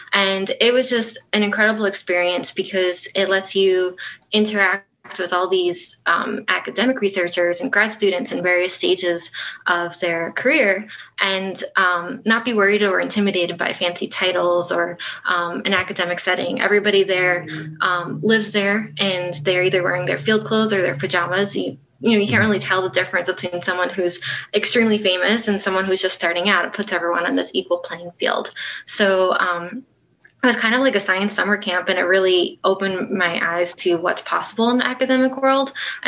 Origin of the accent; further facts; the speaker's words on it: Nassau County, Long Island, New York, United States; moved away as an adult; Yeah, so I'm from New York. I grew up there and never left until I went away to college.